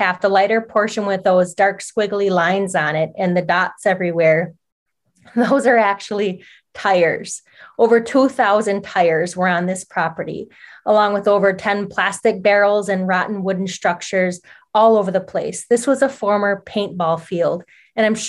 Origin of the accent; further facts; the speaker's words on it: Oneida Reservation, Duck Creek, Wisconsin, United States; I grew up near Duck Creek that runs through the Oneida Reservation.